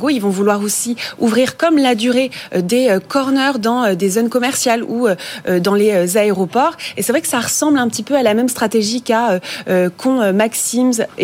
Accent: Paris, Île-de-France, France; on est parisien, on n'y met pas un orteil.

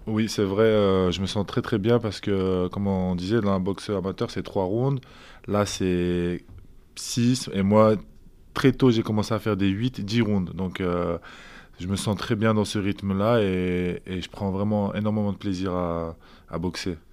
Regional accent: Lille, Hauts-de-France, France; je suis de Lille

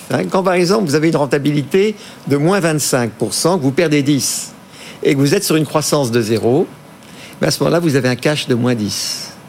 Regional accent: Brittany, France; on est breton, tout le monde le sait, on va parler de oui, on se de Bretagne, Pays Bigoudin, sud du Finistère.

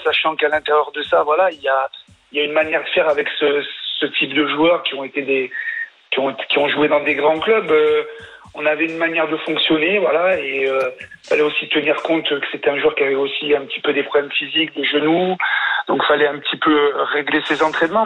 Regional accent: France; parce que je suis français

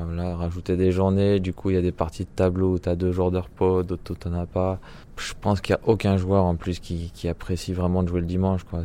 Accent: France; quand on est français

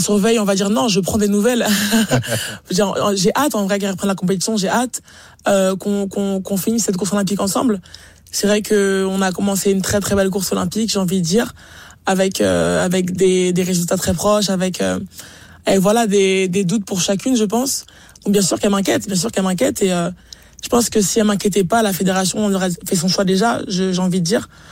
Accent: France; en tant que Français

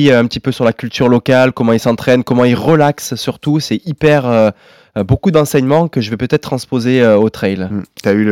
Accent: Guadeloupe, France; J'ai grandi en Guadeloupe, dans l'océan. Mes parents avaient eu ce rêve fou d'aller monter un club de plongée là-bas.

